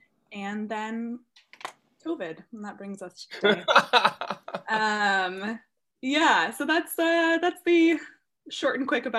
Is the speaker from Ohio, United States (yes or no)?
no; Bay Area, California, United States; also born or lived in Maine; I am from the Bay Area originally.